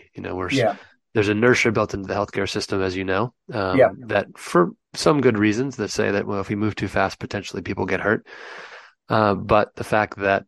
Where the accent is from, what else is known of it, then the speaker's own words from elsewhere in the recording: United States; accent: American; moved away as an adult; now in London, United Kingdom; as you can tell by my funny accent, I'm an American. They shipped me over here in 2010 to help the European operation get up off the ground